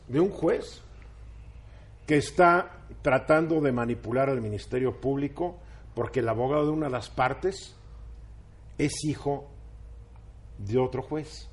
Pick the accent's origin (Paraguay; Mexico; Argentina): Mexico